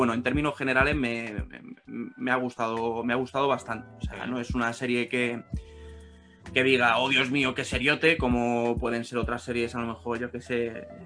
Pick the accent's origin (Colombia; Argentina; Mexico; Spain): Spain; siendo española, que ya sabéis que, que yo soy un poco reacio a mm. todo el producto español